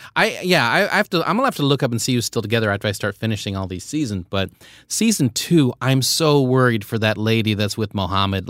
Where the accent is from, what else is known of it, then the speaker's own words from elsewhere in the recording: Philippines; moved away; I was born in the Philippines